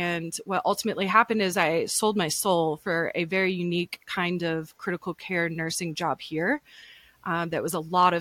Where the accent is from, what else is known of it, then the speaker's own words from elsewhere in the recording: Michigan, United States; moved away as an adult; now in Denver, United States; we grew up in Michigan